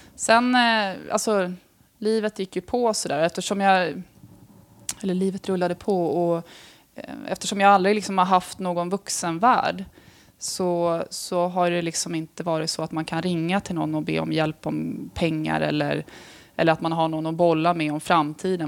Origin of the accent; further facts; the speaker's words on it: Stockholm, Stockholm County, Sweden; also born or lived in Tullinge / Rissne; jag är ju från Stockholm